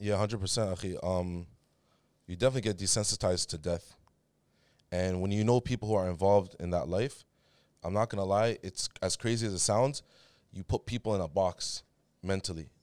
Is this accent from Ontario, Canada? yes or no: yes; Toronto, Ontario, Canada; also born or lived in Riyadh, Saudi Arabia; Grew up in downtown Toronto